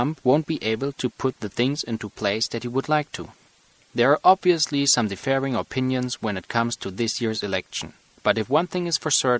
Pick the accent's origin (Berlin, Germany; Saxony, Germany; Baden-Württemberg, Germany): Saxony, Germany; Leipzig; moved away as an adult; now in United States; I'm from Leipzig in Germany. I'm an international student